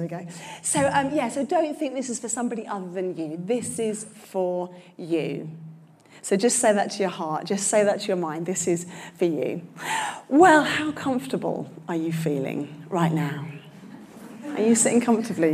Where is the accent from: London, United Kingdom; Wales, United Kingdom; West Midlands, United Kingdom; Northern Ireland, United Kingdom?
London, United Kingdom; I'm a Londoner.